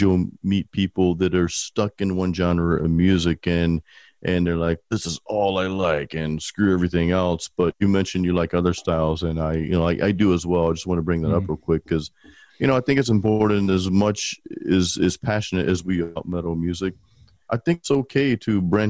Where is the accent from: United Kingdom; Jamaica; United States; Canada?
United States; Pensacola, Florida; now in Tampa, United States; I was actually born and raised in Pensacola